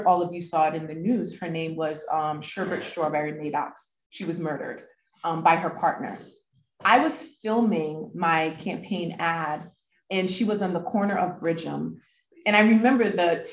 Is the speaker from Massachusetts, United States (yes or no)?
no; Providence, Rhode Island, United States; also born or lived in Haiti; growing up on the South Side in Washington Park, I grew up pretty sheltered. I grew up in a Pentecostal, like Christian immigrant family